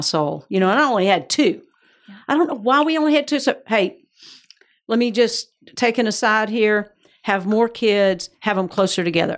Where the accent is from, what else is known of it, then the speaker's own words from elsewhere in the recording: Georgia, United States; accent: Georgia; moved away as an adult; also born or lived in Atlanta / Raleigh / Orlando / Johnson City, Tennessee; now in West Palm Beach, United States; I am from Georgia originally, so that's the accent